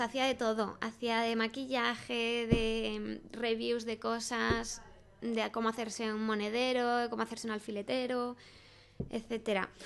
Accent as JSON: {"language": "Spanish", "town": "Salamanca", "region": "Castile and León", "country": "Spain", "moved": "as an adult", "lives_now": "Madrid, Spain", "said": "me vine a Madrid, soy de Salamanca"}